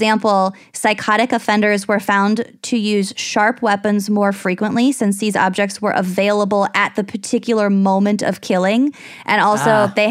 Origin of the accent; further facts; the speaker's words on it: United States; an American living in the United States